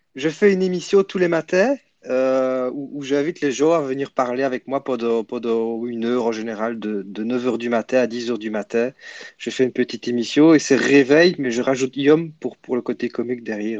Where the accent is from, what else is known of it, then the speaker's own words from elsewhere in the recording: Belgium; je suis de Belgique, Belgium